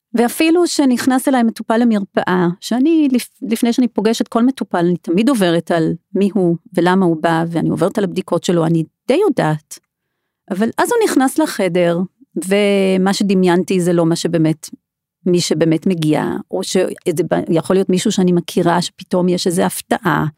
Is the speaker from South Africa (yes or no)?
yes; South Africa; moved away as an adult; now in Israel; אני דרום אפריקאית במקור, ואני למדתי שם רפואה